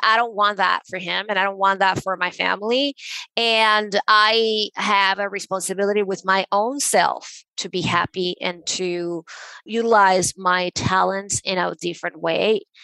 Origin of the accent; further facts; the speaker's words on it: Venezuela; I grew up in Venezuela